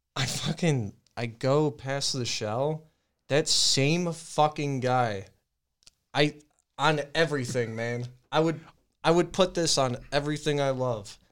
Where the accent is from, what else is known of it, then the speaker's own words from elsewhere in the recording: Medina, United States; I was in Medina.